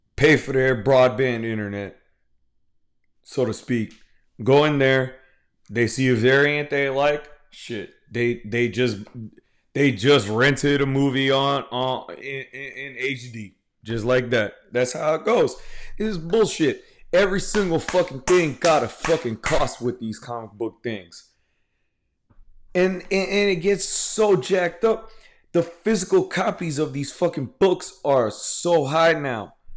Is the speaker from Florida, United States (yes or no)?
no; Houston, Texas, United States; I'm from Houston, Texas